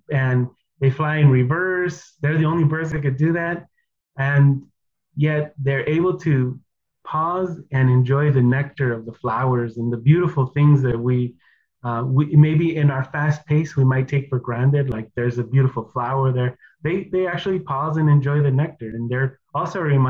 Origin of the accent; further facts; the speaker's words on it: United States; first language Spanish; English is a second language; growing up here in the States